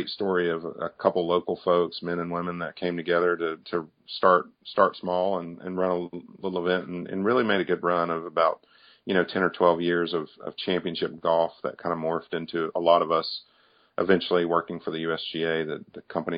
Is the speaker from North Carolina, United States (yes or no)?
yes; Granite Quarry, North Carolina, United States; growing up in North Carolina in a small town called Granite Quarry, which is outside of Salisbury